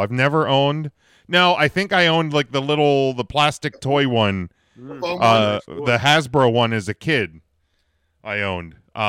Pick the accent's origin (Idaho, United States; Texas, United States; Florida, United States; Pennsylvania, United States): Pennsylvania, United States